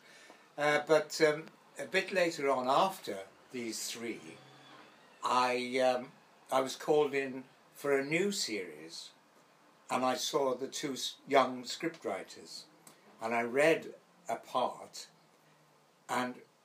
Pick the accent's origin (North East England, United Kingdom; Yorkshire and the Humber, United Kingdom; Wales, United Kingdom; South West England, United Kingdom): Wales, United Kingdom; also born or lived in Gibraltar; I'm a Welshman, and I left school at 16